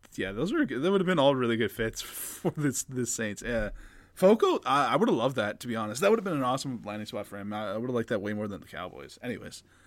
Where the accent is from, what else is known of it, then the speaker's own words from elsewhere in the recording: Canada; as a Canadian